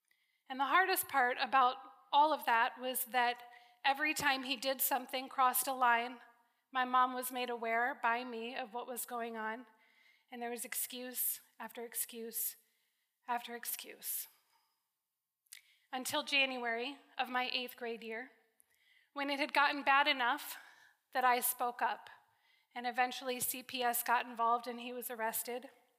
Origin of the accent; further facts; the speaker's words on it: Connecticut, United States; I was born and raised in Connecticut. I'm an East Coast girl. One more East Coast girl in the room. I don't sound like it. I've been off the East Coast long enough that I no longer have that thick accent.